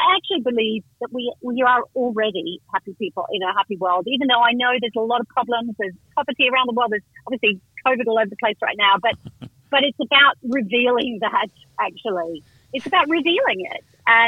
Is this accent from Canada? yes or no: no; Vanuatu; also born or lived in Indonesia / West Africa; I grew up in Vanuatu. Then my parents lived in Indonesia. I was actually born in West Africa.